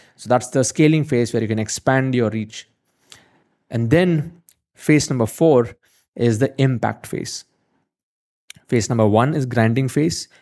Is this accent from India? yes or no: yes; India; I'm from India